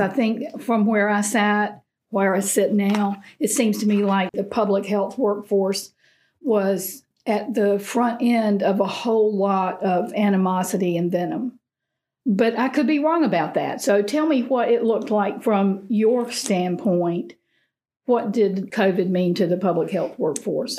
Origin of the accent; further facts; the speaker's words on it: Eastern North Carolina, United States; growing up in Eastern North Carolina.